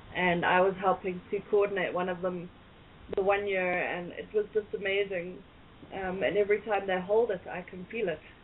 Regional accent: South Africa; from South Africa

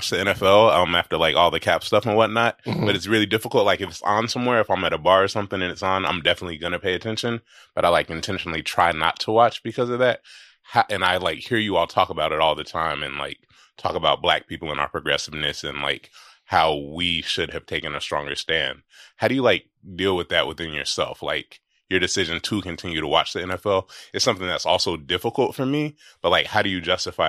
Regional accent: Texas, United States; I'm from Texas, and I hate the Cowboys.

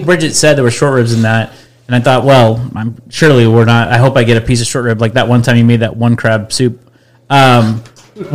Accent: Midwest, United States; we're from the Midwest

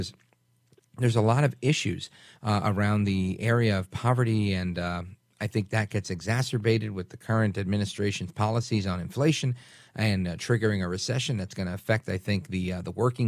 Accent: New York City, New York, United States; now in New Jersey, United States; my parents were born in Puerto Rico. I grew up in Brooklyn and live in Jersey now

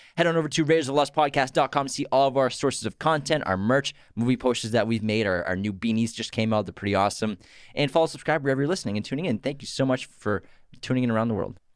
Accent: Massachusetts, United States; we're from Massachusetts

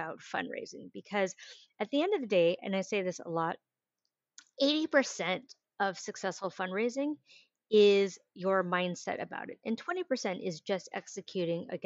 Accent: San Francisco, California, United States; I grew up in San Francisco in the 80s and 90s

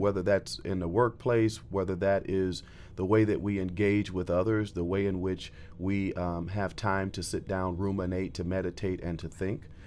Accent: Florida, United States; moved away as an adult; now in Bridgeport, United States; originally, I'm from Florida, uh, and a transplant to the Northeast

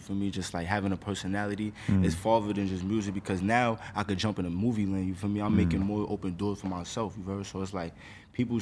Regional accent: New York City, New York, United States; I come from the Bronx

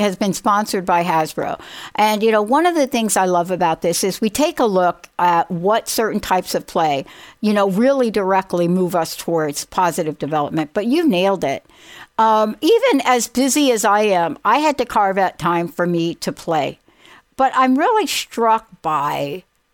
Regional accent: New York City, New York, United States; my childhood growing up in the Bronx

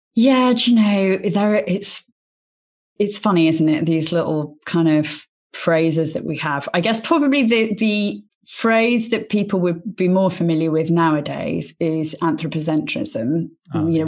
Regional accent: Oxford, South East England, United Kingdom; I was born in Oxford and went to Oxford University

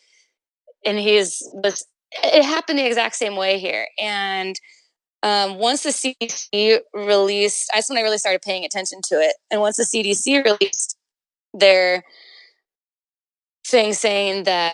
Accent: Carlsbad, California, United States; also born or lived in Oceanside, California; Polly and I grew up in North County, San Diego

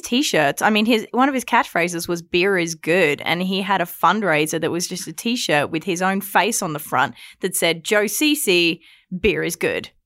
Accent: Australia; now in Alberta, Canada; as an Australian

